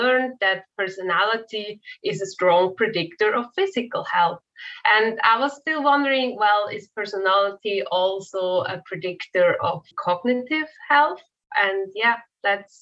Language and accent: English; Switzerland; moved away as an adult; also born or lived in Zurich; now in United States; I'm originally from Switzerland